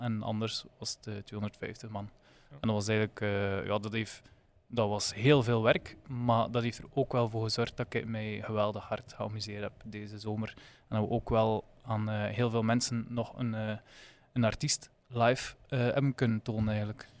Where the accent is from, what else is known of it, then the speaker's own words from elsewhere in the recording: Flanders, Belgium; je als Vlaming